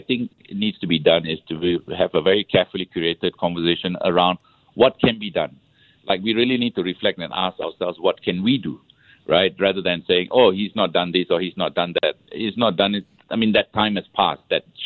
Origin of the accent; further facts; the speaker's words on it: Singapore; moved away as an adult; now in Madrid, Spain; I'm very proud to be Singaporean.